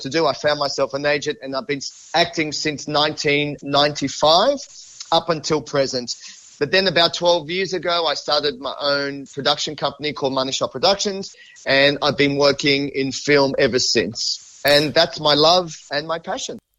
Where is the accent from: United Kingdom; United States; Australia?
Australia; Sydney, New South Wales; I'm born and bred in Sydney. I've lived here my entire life.